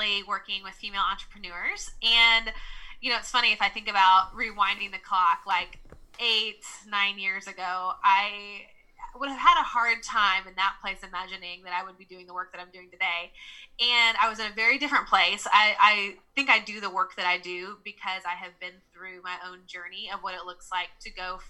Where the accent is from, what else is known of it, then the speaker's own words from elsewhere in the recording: Nashville, Tennessee, United States; accent: Southern; I'm from the South, so I'm from Nashville, Tennessee. So you'll hear me say y'all, and you'll hear my Southern accent.